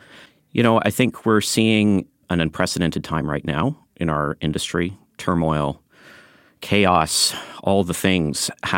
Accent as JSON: {"language": "English", "country": "Canada", "said": "No, I'm a Canadian. I've lived in Canada."}